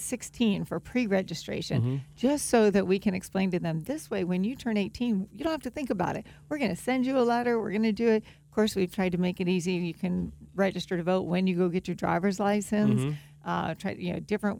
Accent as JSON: {"language": "English", "area": "Palm Beach County", "region": "Florida", "country": "United States", "tie": "born or raised there", "also_born_or_lived": "Chapel Hill, North Carolina / Durham, North Carolina / Los Angeles, California", "said": "I actually was born and raised in Palm Beach County"}